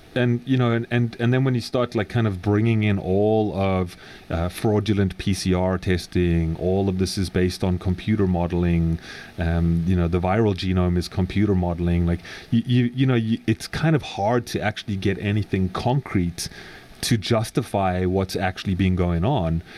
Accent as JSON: {"language": "English", "country": "South Africa", "moved": "yes", "said": "I come from South Africa"}